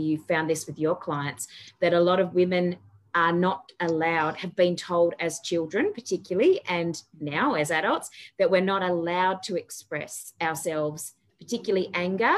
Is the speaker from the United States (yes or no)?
no; Tasmania, Australia; I grew up in Tassie